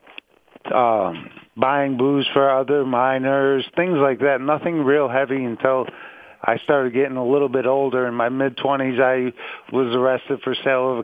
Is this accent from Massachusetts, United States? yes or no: yes; Pittsfield, Massachusetts, United States; I was born in Pittsfield, Massachusetts, and I was one of four children